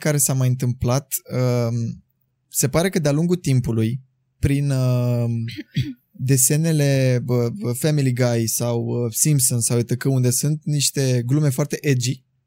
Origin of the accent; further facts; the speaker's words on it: Buzău, Buzău County, Romania; moved away as an adult; now in Bucharest, Romania; eu sunt din Buzău